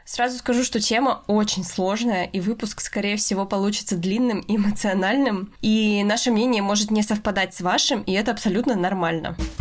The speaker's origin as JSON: {"language": "Russian", "country": "Russia", "said": "мы обе из России"}